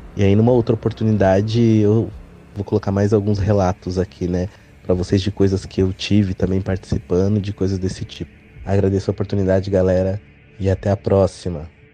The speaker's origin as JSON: {"language": "Portuguese", "town": "Ferraz de Vasconcelos", "region": "São Paulo", "country": "Brazil", "tie": "born or raised there", "also_born_or_lived": "Bom Jesus da Lapa, Bahia", "said": "nós morávamos em Ferraz de Vasconcelos, que é onde eu nasci"}